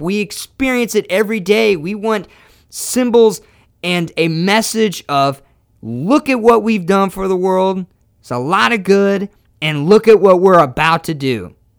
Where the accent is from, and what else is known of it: United States